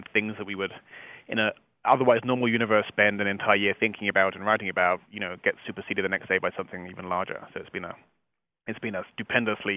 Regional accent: England, United Kingdom; accent: English; moved away as an adult; now in United States; you can probably guess from my accent, it's slightly English

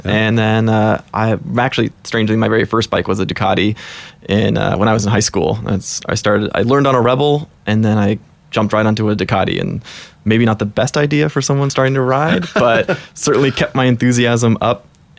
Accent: Chicago, Illinois, United States; now in Portland, United States; I moved to Portland about 10, 11 years ago and was just looking for, I came from Chicago, which wasn't really a great place to ride around or ride with groups.

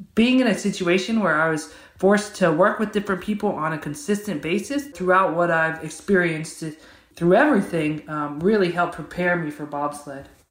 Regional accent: Georgia, United States; I'm from Georgia, which is not a Winter Olympic state at all

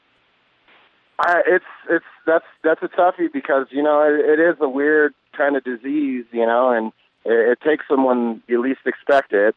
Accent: Southern California, United States; we're all from Southern California

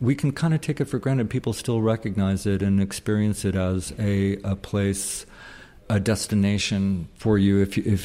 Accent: Bay Area, California, United States; now in San Francisco, United States; I'm from the Bay Area, yet I didn't move here until I was 21

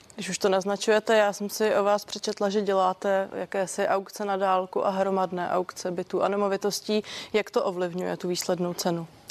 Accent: Czechia; jsme v tom jako Češi vlastně výjimeční

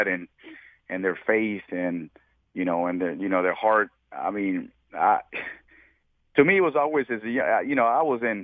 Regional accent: Dallas, Texas, United States; I grew up in Southeast Dallas. I grew up in Pleasant Grove.

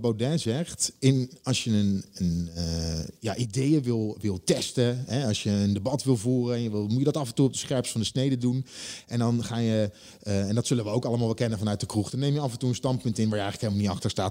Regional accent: Leiden, South Holland, Netherlands; ik kom uit Leiden

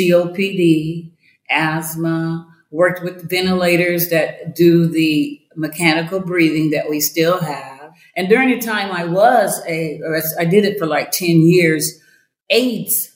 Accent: Iowa, United States; moved away as an adult; also born or lived in Colorado; I grew up in Iowa.

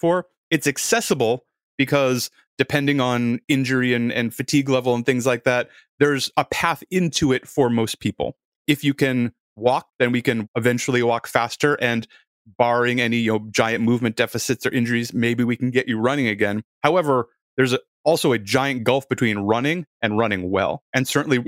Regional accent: Boston, Massachusetts, United States; I grew up around Boston

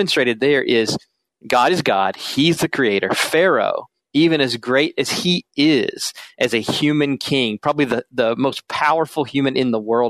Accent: South Carolina, United States; moved away as an adult; now in Minnesota, United States; I'm originally from South Carolina, so you may hear that in my voice, even though I've been here in Minnesota since 2003.

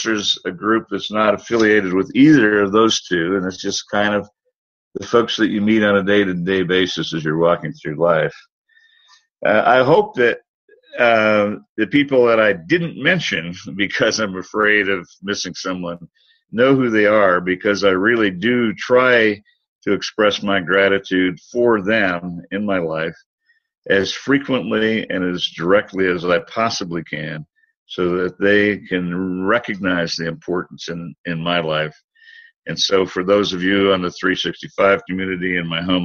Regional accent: United States; my home country, the United States

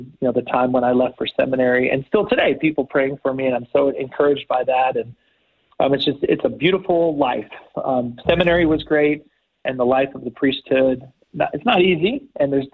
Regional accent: Houston, Texas, United States; I grew up in Houston, Texas, right outside of Houston

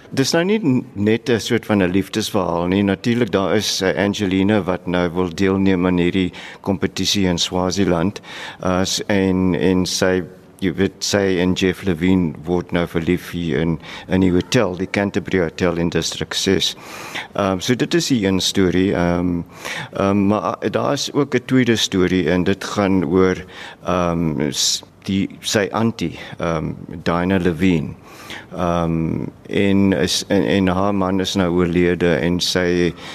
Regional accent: Worcester, Western Cape, South Africa; Ek is van Hoeste

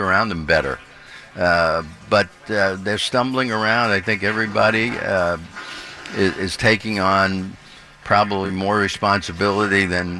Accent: Brooklyn, New York, United States; But, you know, I grew up in New York when they had three teams here.

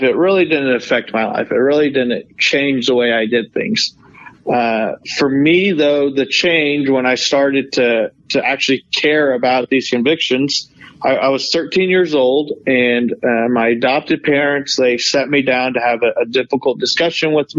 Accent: Norman, Oklahoma, United States; also born or lived in South Korea; I grew up in Oklahoma, Norman, Oklahoma.

